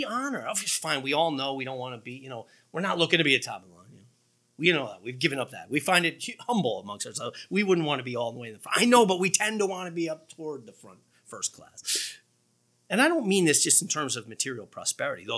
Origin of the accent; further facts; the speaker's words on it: United States; We're American Christians rather than Christians who happen to live in America.